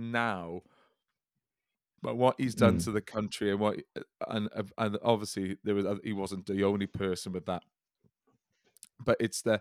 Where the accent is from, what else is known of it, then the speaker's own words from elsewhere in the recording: the Valleys, Wales, United Kingdom; Speaking as a Welshman from the Valleys